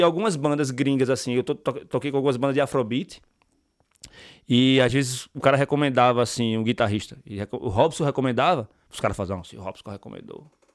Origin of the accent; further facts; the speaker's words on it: Pernambuco, Brazil; now in Ireland; eu sou de Pernambuco